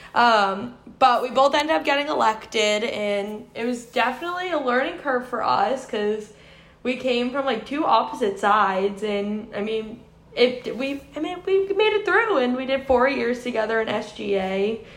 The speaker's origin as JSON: {"language": "English", "town": "Quincy", "region": "Massachusetts", "country": "United States", "also_born_or_lived": "North Carolina", "moved": "as an adult", "said": "I'm originally from Quincy, Massachusetts."}